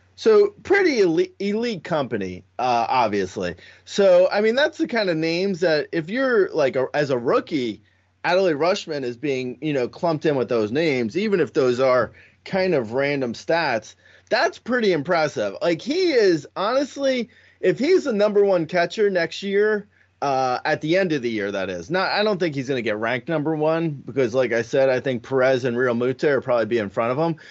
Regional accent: Los Angeles, California, United States; my hometown here, Do, uh, L A is more or less, I mean, it's kinda peaceful

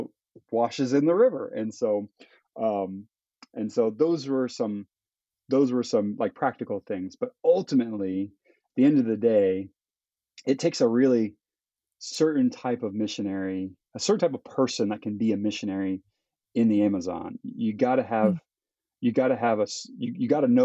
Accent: Florida, United States; moved away as an adult; now in Peru; I come from Florida, from the suburbs

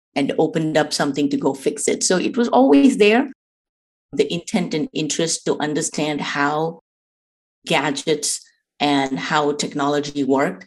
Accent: India; moved away; I grew up in India

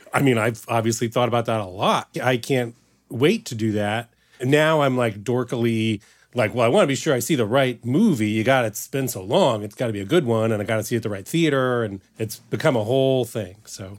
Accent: Midwest, United States; moved away; when I was growing up in the Midwest

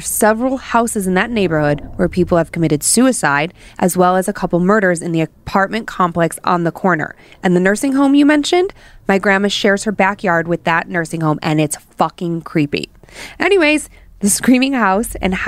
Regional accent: Cleveland, Ohio, United States; Growing up in Cleveland

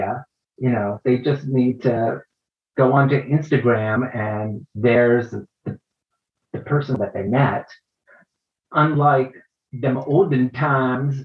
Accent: United States; pegging me as an American

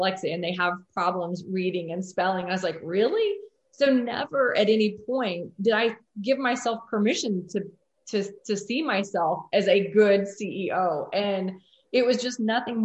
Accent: Mitchell, Indiana, United States; We're both from Mitchell, Indiana

